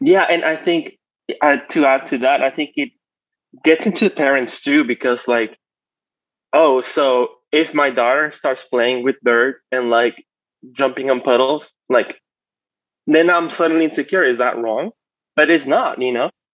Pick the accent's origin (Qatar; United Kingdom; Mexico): Mexico; moved away as an adult; now in United States; I grew up in Mexico. I was raised in Mexico. And in 08, I moved to the States for college